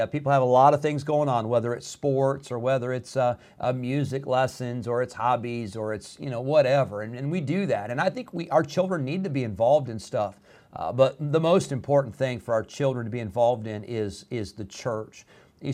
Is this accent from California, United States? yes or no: no; Illinois, United States; moved away; When I was growing up in Illinois